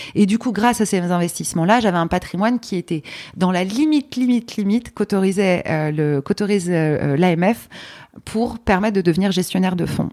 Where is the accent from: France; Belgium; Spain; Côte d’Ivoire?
France; Paris, Île-de-France; also born or lived in Poland; Je suis née à Paris